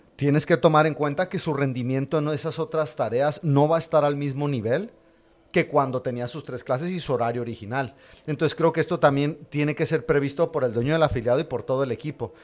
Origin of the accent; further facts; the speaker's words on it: Madrid, Community of Madrid, Spain; yo sí soy de Madrid